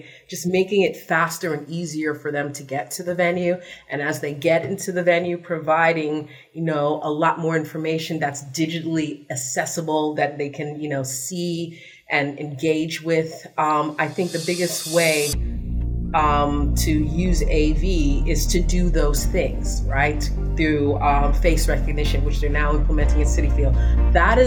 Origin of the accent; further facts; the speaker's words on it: New York City, New York, United States; I'm from the Bronx